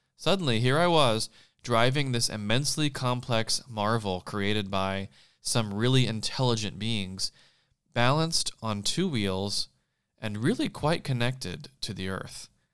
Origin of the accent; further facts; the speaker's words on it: South Carolina, United States; moved away as an adult; now in Los Angeles, United States; leaving everything I knew where I grew up in South Carolina and making the two thousand plus mile trip to California almost ten years ago